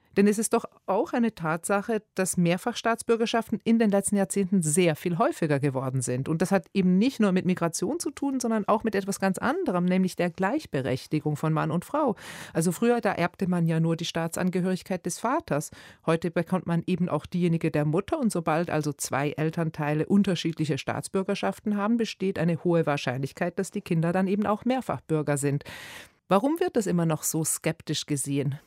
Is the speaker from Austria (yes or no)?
no; Switzerland; now in Berlin, Germany; In der Schweiz, wo ich herkomme